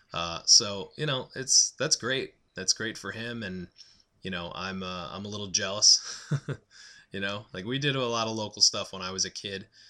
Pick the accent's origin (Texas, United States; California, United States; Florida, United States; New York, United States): New York, United States; Long Island; moved away; I grew up on Long Island in New York